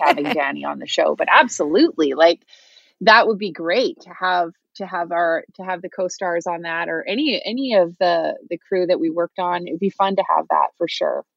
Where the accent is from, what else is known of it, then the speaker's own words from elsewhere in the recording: Salt Spring Island, British Columbia, Canada; I grew up on Salt Spring Island, which is, like, a hippie